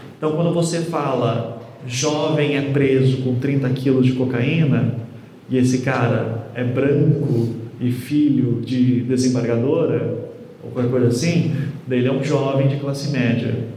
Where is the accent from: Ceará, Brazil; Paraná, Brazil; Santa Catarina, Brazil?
Paraná, Brazil; eu venho aqui do Paraná